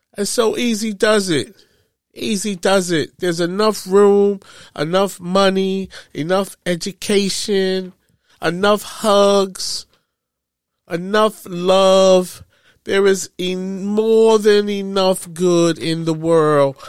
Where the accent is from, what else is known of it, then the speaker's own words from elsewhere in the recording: New York, United States; I am from New York